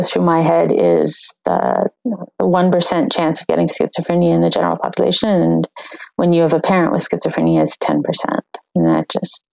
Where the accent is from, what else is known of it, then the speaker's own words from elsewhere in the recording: New Brunswick, Canada; moved away as an adult; also born or lived in Nova Scotia / Vancouver, BC; where I grew up in New Brunswick